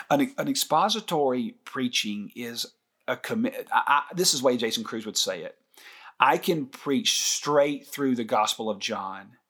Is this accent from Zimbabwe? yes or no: no; Scotland, United Kingdom; somebody asked me the other day, "Where are you from?" I said, "Scotland." Can't you tell?